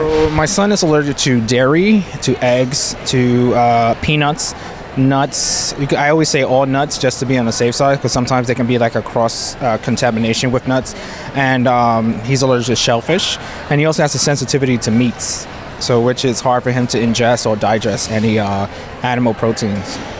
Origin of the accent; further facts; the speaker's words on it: New York City, New York, United States; now in Allentown, United States; I'm originally from New York City, but I currently live in um, Allentown, Pennsylvania